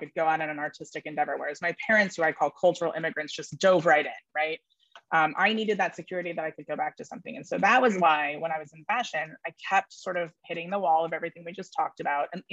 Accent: Silicon Valley, California, United States; also born or lived in New York City; I was raised in the Silicon Valley in New York City, which is a pretty interesting place to have been raised

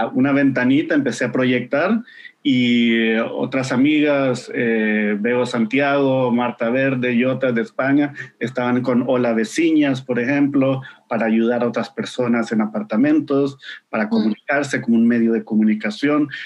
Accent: Honduras; yo vengo de Honduras

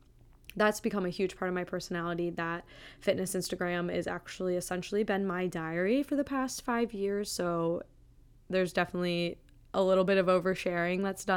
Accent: Wisconsin, United States; now in Boston, United States; I am a 27-year-old female who lives in the Boston area. I grew up in the Midwest in Wisconsin and then have bopped around on the East Coast and the Midwest basically my whole life.

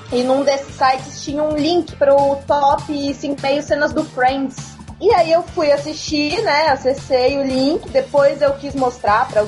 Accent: Atibaia, São Paulo, Brazil; Eu sou de Atibaia, interior de São Paulo.

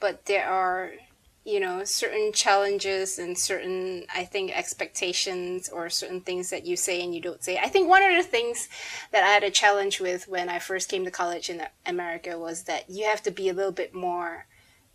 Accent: Malaysia; I have a Malaysian passport

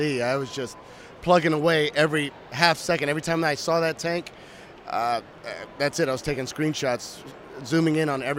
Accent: Louisville, Kentucky, United States; I'm from Louisville, Kentucky.

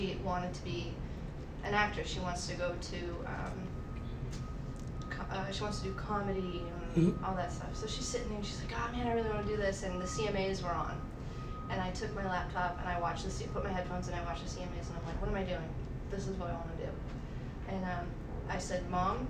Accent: Haverhill, Massachusetts, United States; now in Nashville, United States; I had just finished a demo in my hometown, Haverhill, Mass.

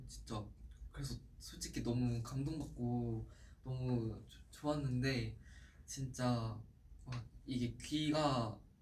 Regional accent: South Korea; oh, Korea

